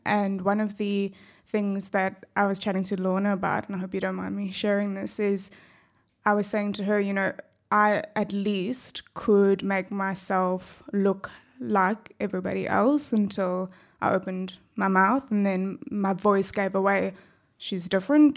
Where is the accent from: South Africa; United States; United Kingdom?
South Africa; accent: South African; also born or lived in Perth, Australia; now in Australia